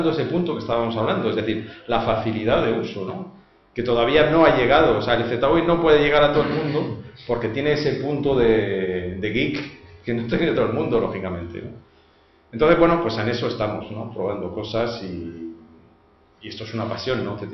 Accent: France; now in Spain; yo que soy francés

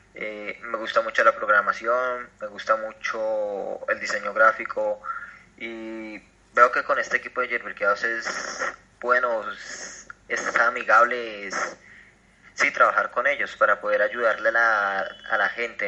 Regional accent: Acacías, Meta, Colombia; soy de Colombia, vivo en Acacidas Meta

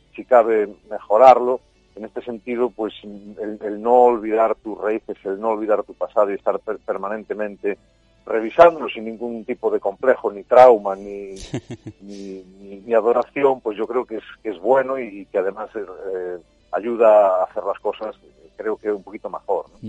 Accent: Galicia, Spain; cómo somos los gallegos

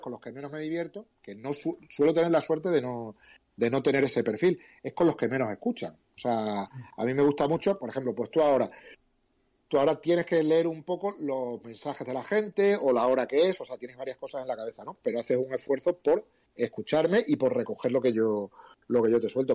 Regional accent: Cáceres, Extremadura, Spain; moved away; also born or lived in Japan; yo soy de la Madrila, quizás es donde yo me siento más bueno, donde he crecido

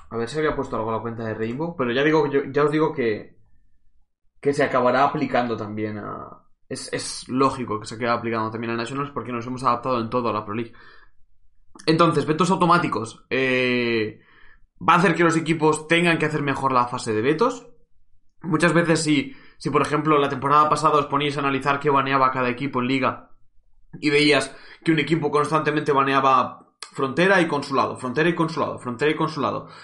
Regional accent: Cuenca, Castilla-La Mancha, Spain; soy de Cuenca

